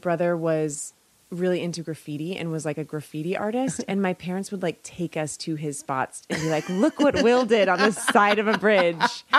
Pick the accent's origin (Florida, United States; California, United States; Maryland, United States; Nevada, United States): California, United States; Bay Area; I'm from the Bay Area.